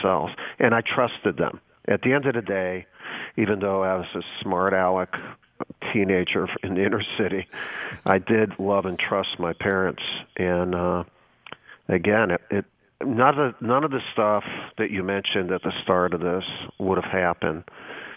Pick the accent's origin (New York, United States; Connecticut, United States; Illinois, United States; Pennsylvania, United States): Illinois, United States; Chicago; moved away; I grew up in right in the inner city of Chicago in a Polish, yet a little bit of a Ukrainian neighborhood.